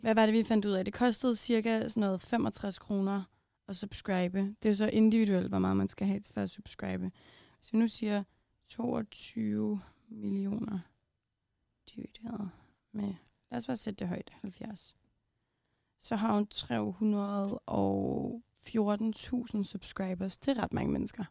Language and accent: Danish; Copenhagen, Capital Region of Denmark, Denmark; Jeg var selv fra Amager.